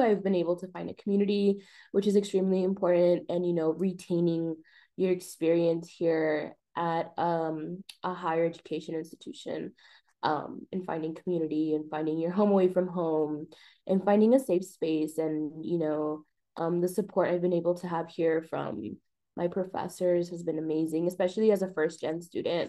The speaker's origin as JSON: {"language": "English", "town": "El Paso", "region": "Texas", "country": "United States", "lives_now": "Austin, United States", "said": "I am from El Paso, Texas"}